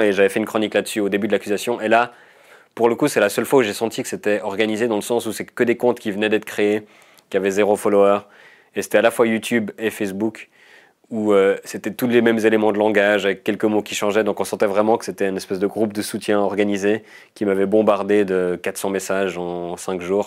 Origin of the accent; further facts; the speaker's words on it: Vaud, Switzerland; je viens du canton de Vaud